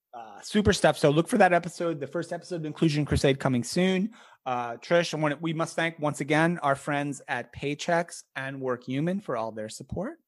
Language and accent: English; United States; first language English; I grew up in America, you know, as a middle class white kid